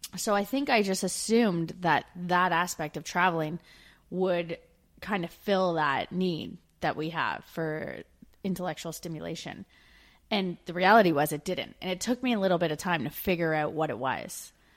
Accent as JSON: {"language": "English", "country": "Canada", "also_born_or_lived": "Australia / United Kingdom", "moved": "as an adult", "said": "We're two Canadian expats now living in Australia and the U K"}